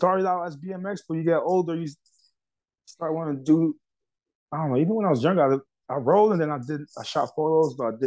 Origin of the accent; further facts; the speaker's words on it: New York, United States; I'm from New York